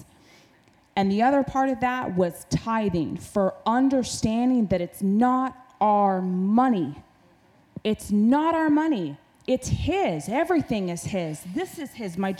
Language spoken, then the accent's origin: English; Alaska, United States; I grew up in Alaska, in the state where you provide for yourself